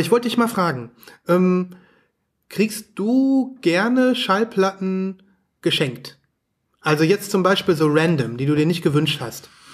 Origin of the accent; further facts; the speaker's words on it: Germany; bei uns in Deutschland